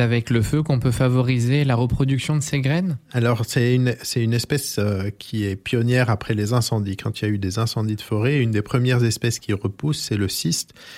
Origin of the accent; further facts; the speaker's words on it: France; chez nous, en Corse et euh, dans le littoral du sud de la France